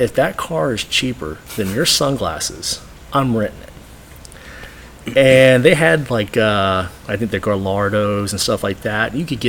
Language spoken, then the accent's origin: English; Texas, United States; I'm from Texas